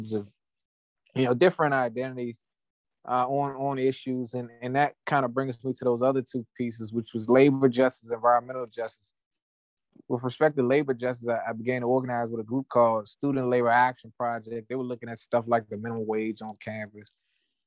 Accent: Prince George's County, Maryland, United States; also born or lived in Washington, D.C.; I'm from Prince George's County, Maryland. I was born in D.C. from Prince George's County, Maryland

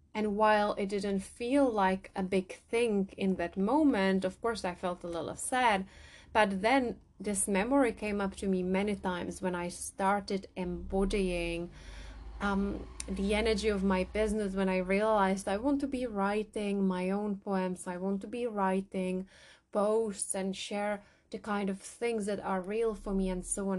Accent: Czechia; now in England, United Kingdom; I grew up in the Czech Republic, now I live in England

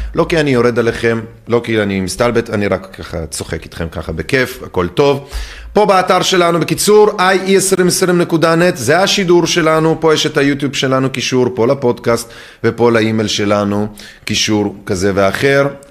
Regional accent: Netanya, Central District, Israel; אני גדלתי בקריית צאנז בנתניה

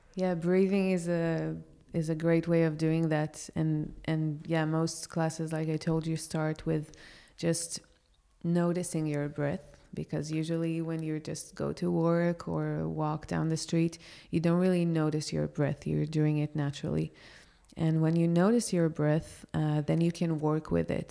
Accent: Israel; moved away as an adult; now in Porto, Portugal; I grew up in such a religious country

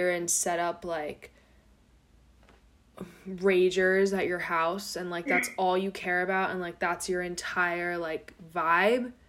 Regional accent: Florida, United States; I'm from Florida

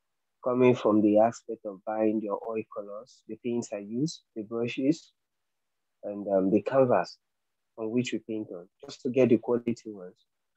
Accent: Nigeria; I'm a Nigerian and I'm a painter

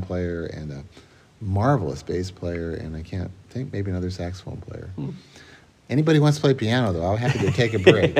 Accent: Moline, Illinois, United States; moved away as an adult; also born or lived in Boston; now in Winona, United States; I grew up in Moline

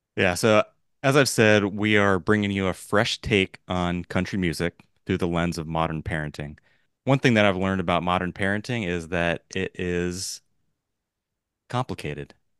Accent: Los Angeles, California, United States; I mentioned I'm from Los Angeles, born and raised. I've lived my whole life here out on the West Coast.

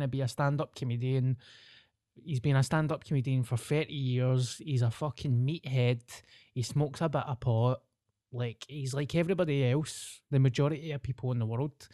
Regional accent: Scotland, United Kingdom; being Scottish

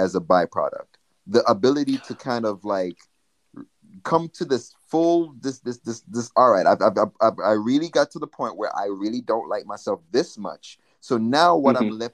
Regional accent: Jamaica; now in United States; when I grew up in Jamaica

